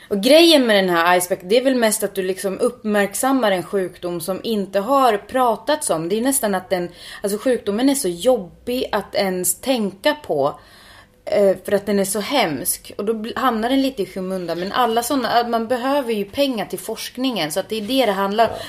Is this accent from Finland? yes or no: yes; Finland; Swedish is a second language; now in Stockholm, Sweden; jag är finne och inte uppvuxen med prepositioner